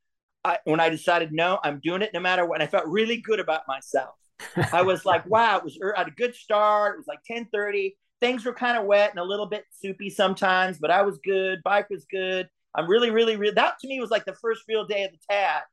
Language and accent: English; Louisiana, United States; I'm from Louisiana